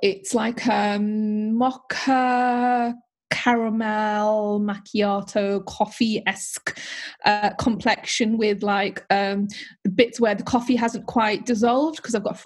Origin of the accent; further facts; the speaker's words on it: United Kingdom; English is a second language; When I came to the UK, I was 4 years old when I emigrated